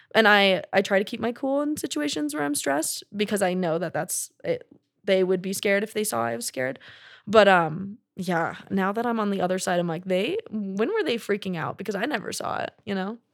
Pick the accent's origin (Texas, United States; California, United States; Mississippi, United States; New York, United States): Texas, United States; growing up in Texas